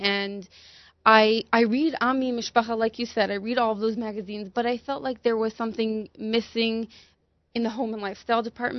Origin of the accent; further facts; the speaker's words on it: Toronto, Ontario, Canada; I grew up in Toronto, Hasidish.